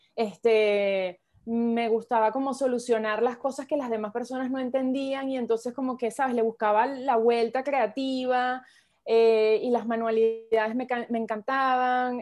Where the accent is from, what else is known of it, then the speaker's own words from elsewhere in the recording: Venezuela; soy venezolana